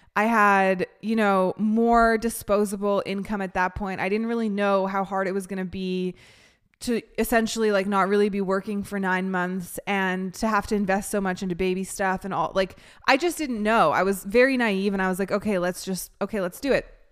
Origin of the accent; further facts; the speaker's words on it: Canada; now in United States; I'm from Canada.